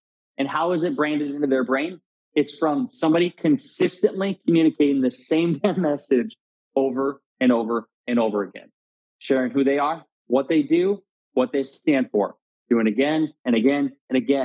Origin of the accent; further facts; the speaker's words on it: Garnavillo, Iowa, United States; So I grew up in Northeast Iowa, a small town of 700 people named Garnavillo, Iowa, surrounded by cornfields.